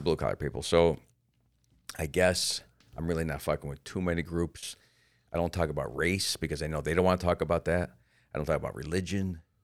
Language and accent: English; Florida, United States; I'm from Florida and we have the Don't Say Gay Bill